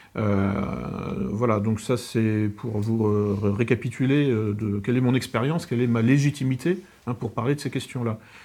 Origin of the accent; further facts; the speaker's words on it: France; en tant que Français